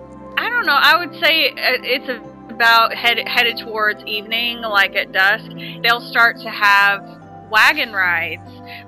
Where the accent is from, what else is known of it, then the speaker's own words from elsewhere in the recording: Kentucky, United States; I mean, I'm from Kentucky